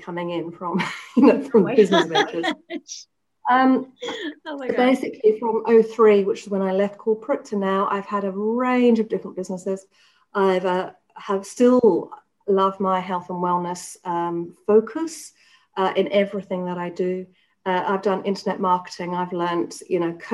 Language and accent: English; England, United Kingdom; moved away as an adult; So I was brought up in England. I spent the first 30 years of my life in England.